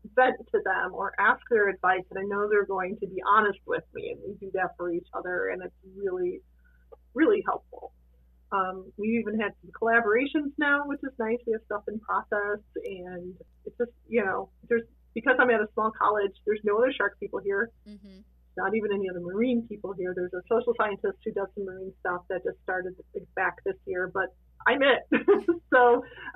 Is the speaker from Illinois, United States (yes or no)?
yes; Chicago, Illinois, United States; now in Meadville, United States; I grew up in Chicago